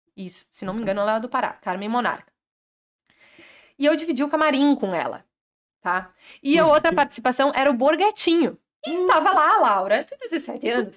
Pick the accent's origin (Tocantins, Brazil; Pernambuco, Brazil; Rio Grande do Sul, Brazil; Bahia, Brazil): Rio Grande do Sul, Brazil; Carlos Barbosa; sou de Carlos Barbosa, no Rio Grande do Sul